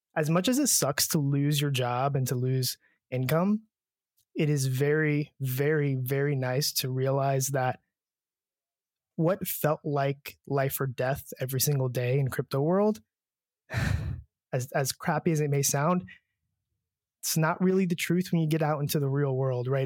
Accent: United States

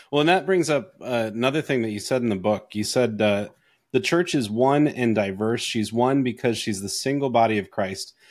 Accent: Canada; born there; I, I was born in Canada.

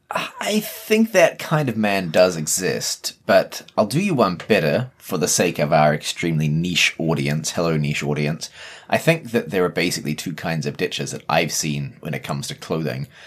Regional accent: New Zealand; accent: Kiwi; As a Kiwi

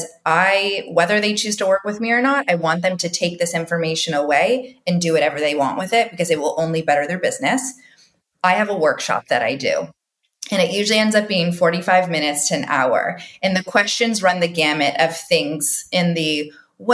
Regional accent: Toronto, Ontario, Canada; now in United States; I go back to my Canadian roots. I always think about the core interrelational nature of growing up in Toronto

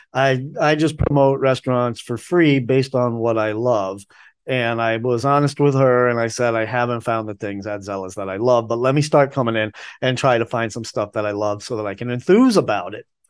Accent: Boston, Massachusetts, United States; moved away as an adult; now in Asheville, United States; I grew up in Boston

